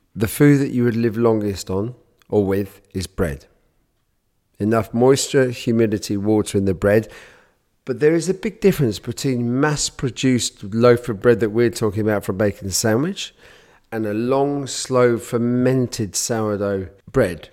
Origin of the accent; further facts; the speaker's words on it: United Kingdom; I'm born British, and I, and I'm born Jewish